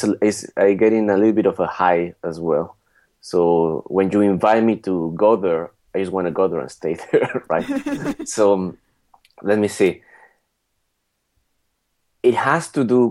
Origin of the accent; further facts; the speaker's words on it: Mexico; moved away as an adult; now in France; I am from Mexico and living in France for about 10 years now.